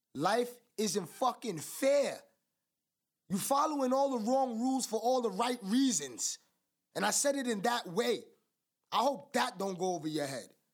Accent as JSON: {"language": "English", "country": "United States", "said": "I'm American"}